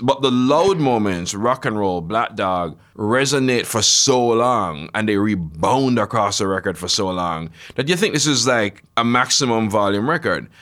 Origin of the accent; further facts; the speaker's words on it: Jamaica; I grew up in Jamaica, basically absorbing America all my life